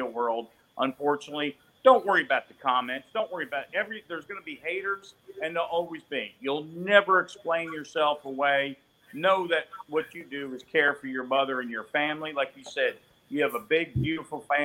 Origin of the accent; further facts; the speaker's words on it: Jupiter, Florida, United States; now in Mobile, United States; where I grew up in Jupiter, now in Mobile, Alabama